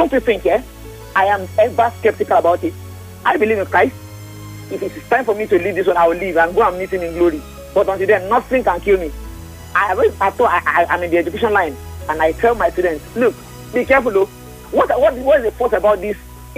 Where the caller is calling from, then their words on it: Isolo, Lagos, Nigeria; from Isolo.